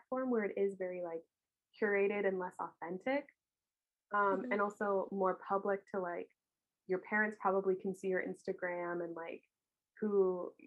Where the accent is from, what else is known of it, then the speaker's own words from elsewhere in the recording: United States; I grew up near Washington, D.C.